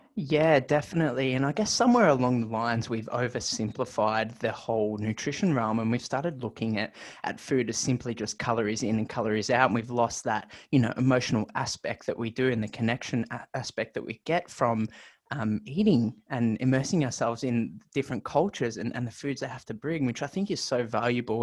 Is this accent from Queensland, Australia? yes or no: no; Melbourne, Victoria, Australia; my home state, Victoria, in Melbourne, Australia